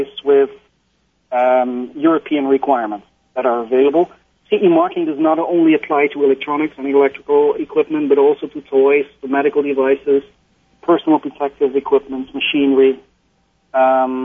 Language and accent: English; Netherlands; I'm from Holland.